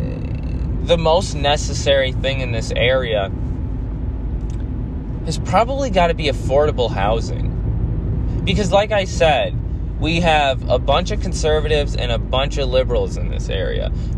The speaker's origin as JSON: {"language": "English", "region": "Central New York", "country": "United States", "tie": "born or raised there", "said": "It's actually a decently large city that I grew up"}